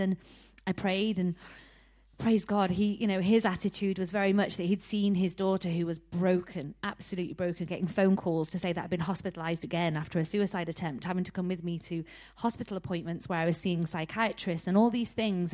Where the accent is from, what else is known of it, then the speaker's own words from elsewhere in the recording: Harrogate, Yorkshire and the Humber, United Kingdom; I'm from Harrogate in North Yorkshire, um, and honestly, growing up was quite tough.